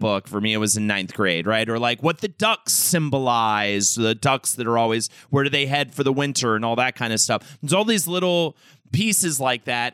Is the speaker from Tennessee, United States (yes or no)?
no; Charlotte, North Carolina, United States; moved away; also born or lived in New York City; as a kid growing up in Charlotte, North Carolina